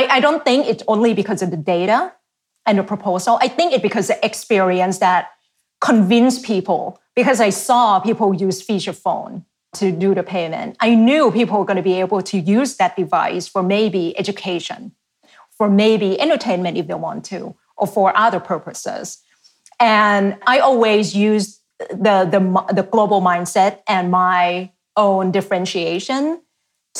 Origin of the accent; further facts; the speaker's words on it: Thailand; English is a second language; moved away as an adult; now in United States; I've been here in the US for half of my life, grew up in Asia half of my life, now here half of my life